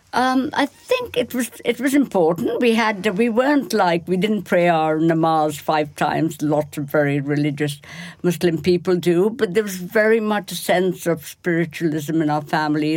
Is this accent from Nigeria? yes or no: no; Kolkata, West Bengal, India; moved away; I come from Bengal, which is very rich in terms of art